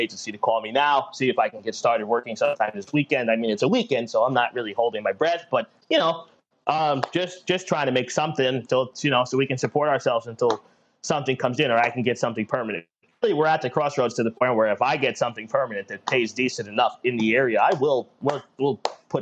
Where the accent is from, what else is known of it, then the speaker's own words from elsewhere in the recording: United States; we are from the New York, New Jersey metro